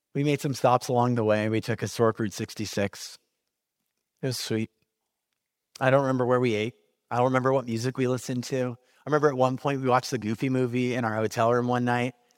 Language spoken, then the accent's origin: English; California, United States; moved away as an adult; also born or lived in Kansas City, Missouri; I was moving from California, where I am from, to Kansas City, Missouri